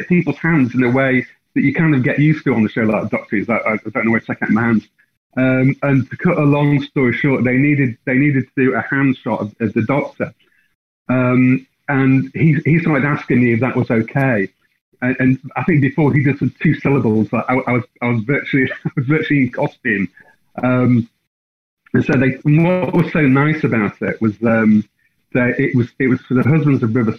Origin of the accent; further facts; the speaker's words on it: Blackpool, North West England, United Kingdom; I'm from Blackpool